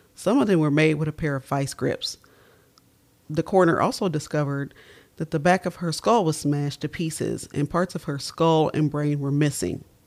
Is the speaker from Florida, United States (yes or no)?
no; Dayton, Ohio, United States; I was born and raised in Dayton, Ohio.